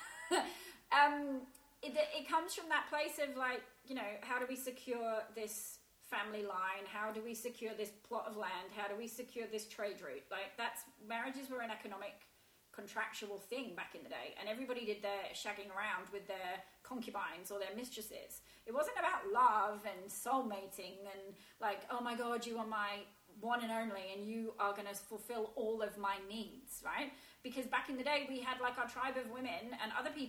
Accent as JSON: {"language": "English", "region": "England", "country": "United Kingdom", "moved": "as an adult", "lives_now": "Australia", "said": "As an English person"}